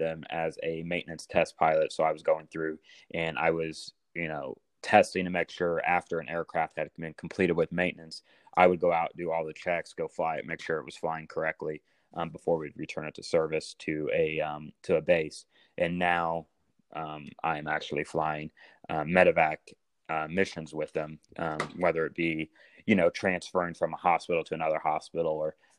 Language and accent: English; Indiana, United States; moved away as an adult; now in St. Louis, United States; Growing up in Indiana